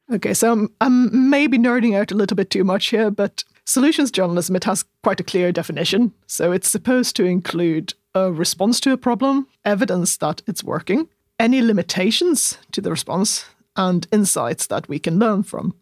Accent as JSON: {"language": "English", "region": "southern Sweden", "country": "Sweden", "said": "I'm such a southerner"}